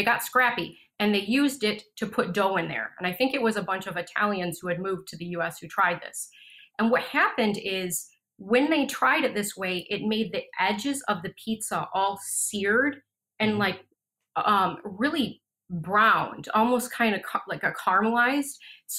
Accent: United States; moved away as an adult; also born or lived in Florida / Canada / Malaysia / Lanzarote; So I was born and raised in the United States.

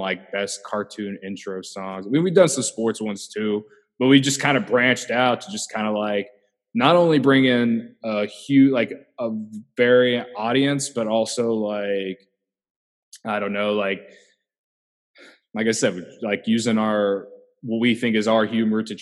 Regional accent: Central Illinois, United States; I grew up in Central Illinois

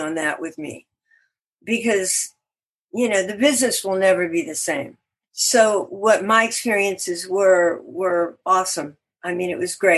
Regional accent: Beaumont, Texas, United States; moved away; I was born in Beaumont, Texas.

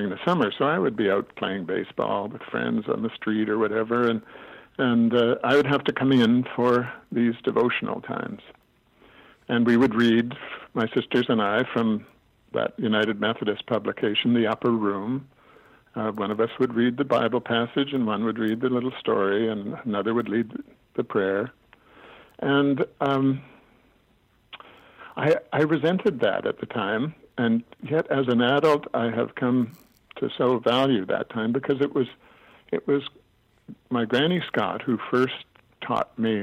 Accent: Alberta, Canada; When we were children growing up in Alberta, my dad was a minister, and we didn't have any relatives out that way

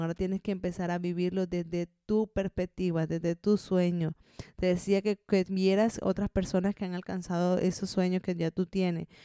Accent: Colombia; moved away as an adult; now in Zaragoza, Spain; llevo ya 10 años viviendo aquí en España, yo soy colombiana

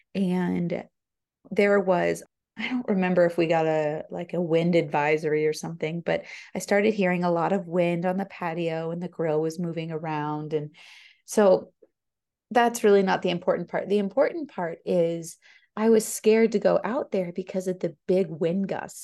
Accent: Florida, United States; now in Tennessee, United States; I'm not native to Tennessee. I'm from Florida.

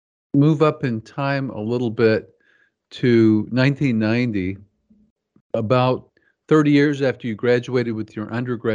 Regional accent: Kansas City, Missouri, United States; I grew up in Kansas City as well, but on the Missouri side.

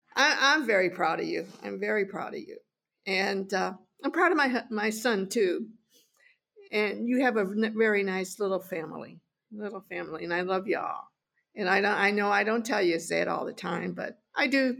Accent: Chicago, Illinois, United States; I grew up in Chicago

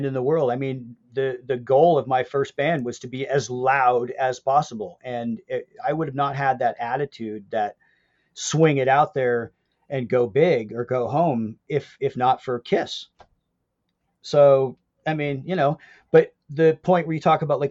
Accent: Pacific Northwest, United States; I'm from the Pacific Northwest

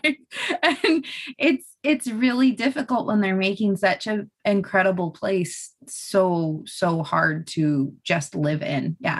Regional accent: Ventura, California, United States; moved away as an adult; also born or lived in Williams, California; now in Stephenville, Texas, United States; So I'm from a town called Ventura. My folks actually met when my mom was, when my mom was 15 there, and her family's been there for quite a long time. It's south of Santa Barbara and north of LA.

